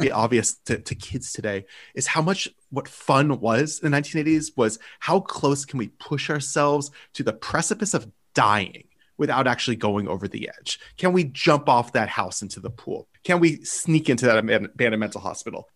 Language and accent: English; United States; I am an American